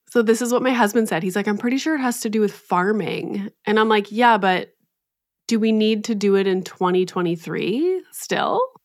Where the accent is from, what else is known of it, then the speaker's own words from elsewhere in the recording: Canada; being Canadian